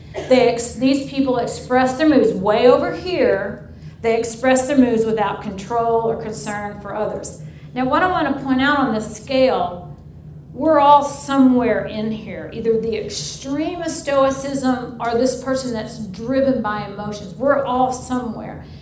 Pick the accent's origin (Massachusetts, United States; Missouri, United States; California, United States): Missouri, United States; St. Louis; also born or lived in Denver, Colorado / Northwest Arkansas; now in Mobile, Alabama, United States; I'm originally from St. Louis, Missouri